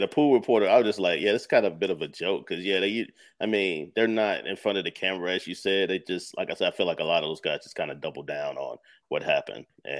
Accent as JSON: {"language": "English", "region": "North Carolina", "country": "United States", "tie": "born or raised there", "said": "I grew up in North Carolina."}